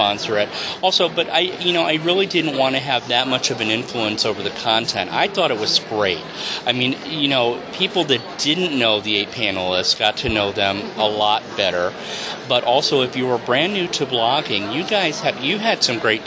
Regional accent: New York, United States; Christmas traditions where I grew up in New York

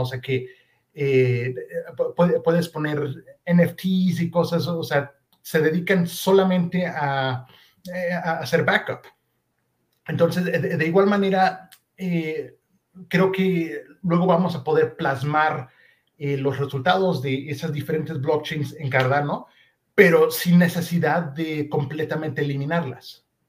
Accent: Mexico; yo nací y crecí en México

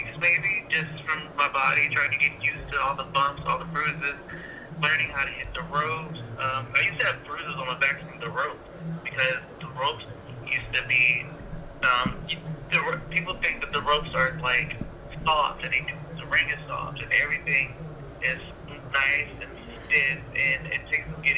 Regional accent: Atlanta, Georgia, United States; also born or lived in Washington, District of Columbia, United States; We eventually moved to Atlanta when I was about 5 or 6 years old

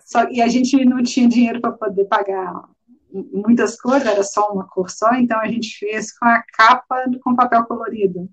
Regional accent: Belo Horizonte, Minas Gerais, Brazil; eu sou de Belo Horizonte

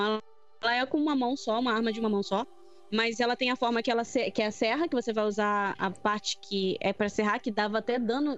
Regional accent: Rio de Janeiro, Brazil; Eu sou carioca

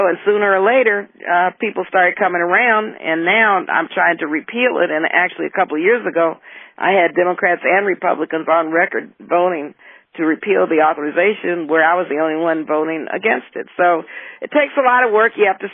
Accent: El Paso, Texas, United States; moved away; And I came from Texas, and so my parents and grandparents, everyone in El Paso was very involved in the civil rights movement

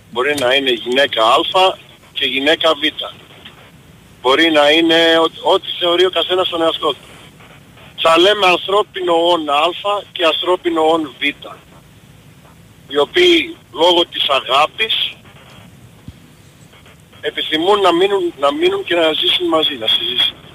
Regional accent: Chicago, Illinois, United States; επειδή {S10} είμαι από το Σικάγο, στην Αμερική τα ομόφυλα πατρε, ε, ζευγάρια παντρεύονται

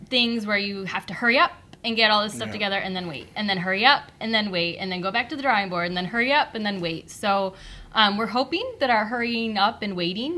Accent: Battle Creek, Michigan, United States; Born and raised

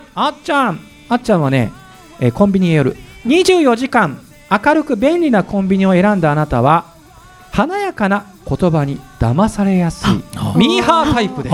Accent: Kumamoto, Japan; now in Tokyo, Japan; 熊本出身です

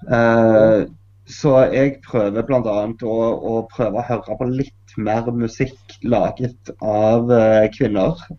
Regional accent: Norway; Jeg er jo norsk musiker.

